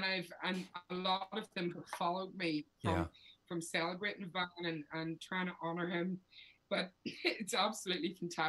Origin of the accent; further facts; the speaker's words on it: Belfast, Northern Ireland, United Kingdom; moved away as an adult; growing up in Belfast, he was everywhere. And I mean, I was very young.